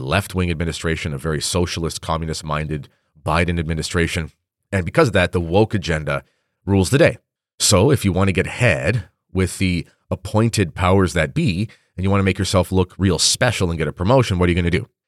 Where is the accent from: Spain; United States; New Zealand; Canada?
Canada; I'm a Canadian